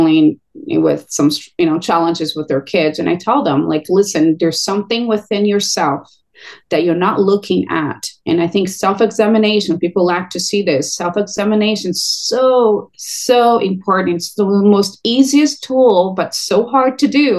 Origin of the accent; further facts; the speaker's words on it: Brazil; now in California, United States; I'm Brazilian. I'm from Brazil originally.